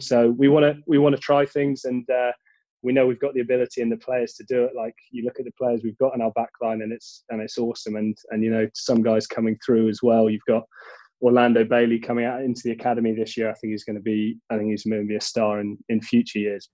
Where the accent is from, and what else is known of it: London, United Kingdom; born or raised there; also born or lived in Cheltenham